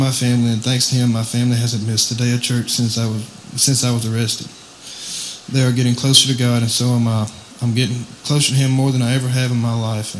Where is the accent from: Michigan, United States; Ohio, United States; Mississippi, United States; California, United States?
Mississippi, United States; Waynesboro; I'm from Waynesboro, Mississippi, and I'm 18 years old.